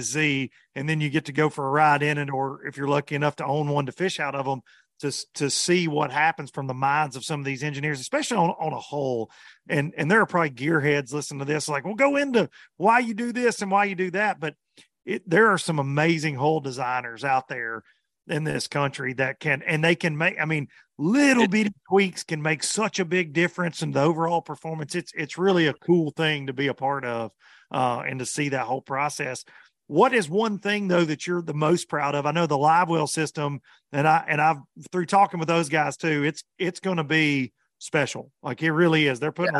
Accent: Tennessee, United States; for a redneck kid growing up in Tennessee that grew up in bass boats

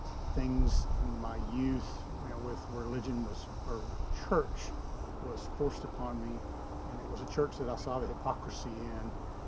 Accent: Tennessee, United States; moved away as an adult; now in Texas, United States; I'm from Tennessee

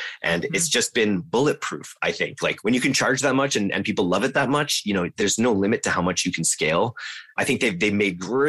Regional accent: Canada; as a Canadian.

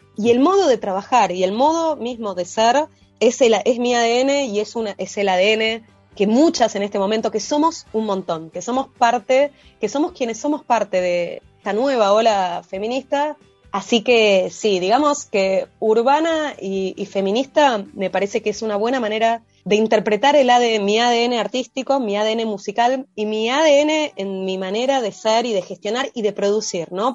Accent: Buenos Aires, Argentina; soy porteña

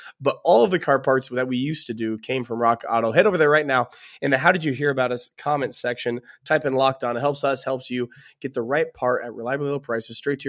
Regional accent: West Coast, United States; I live on the West Coast. I grew up on the West Coast. Let me tell you, football is poor out there.

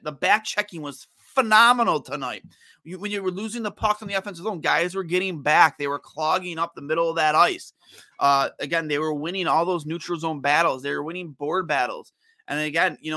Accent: United States; I'm an American boy

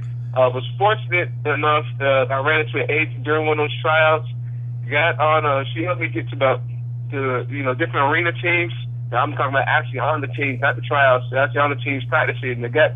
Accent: Jacksonville, Florida, United States; also born or lived in Atlanta; Born and raised here in Jacksonville, Florida.

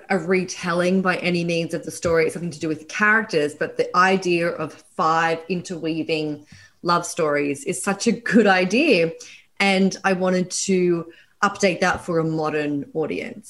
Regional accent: Australia; accent: Australian; moved away as an adult; now in Brooklyn, United States; I'm Australian. That's my accent.

